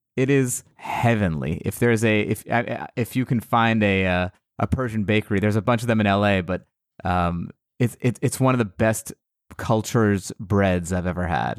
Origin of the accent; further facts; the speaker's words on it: United States; I was born in America, but my, my family is all from Iran